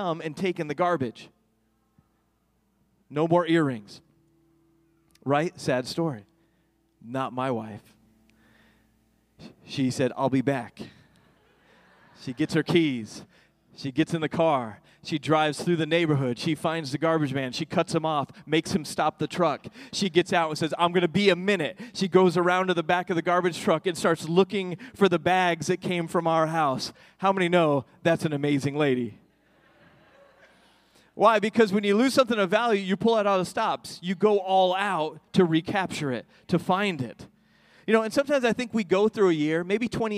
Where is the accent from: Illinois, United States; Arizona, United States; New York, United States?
New York, United States; growing up where I grew up in New York